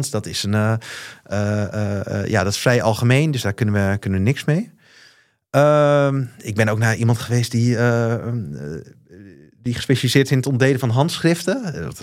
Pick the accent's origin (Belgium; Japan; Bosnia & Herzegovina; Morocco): Japan; Osaka; Ik spreek vloeiend Japans. ik ben opgegroeid in Osaka.